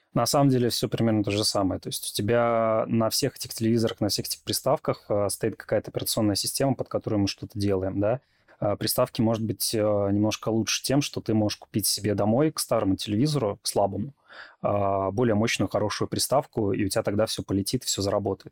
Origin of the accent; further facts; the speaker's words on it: Belarus; moved away; я жил в региональном городе. Во-первых, я из Беларуси